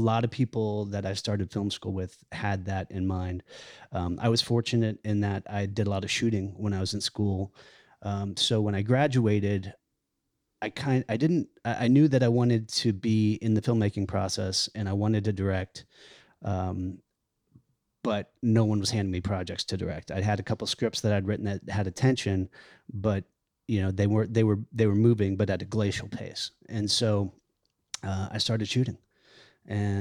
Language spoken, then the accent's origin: English; Virginia, United States; moved away as an adult; also born or lived in Los Angeles, California; now in Atlanta, United States; I grew up in Virginia, right outside D.C.